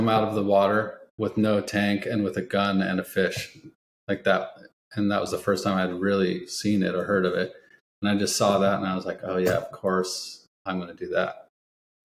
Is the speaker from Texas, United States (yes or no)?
no; Edmonds, Washington, United States; moved away as an adult; also born or lived in Seattle / Alaska / Kansas; now in San Diego, United States; I grew up in Edmonds